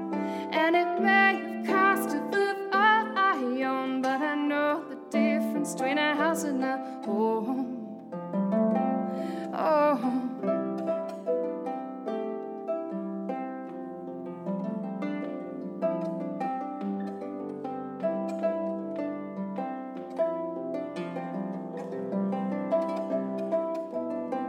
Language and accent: English; Philadelphia, Pennsylvania, United States; moved away as an adult; also born or lived in Berlin, Germany; I'm from Philadelphia first and then a farm outside of Philly.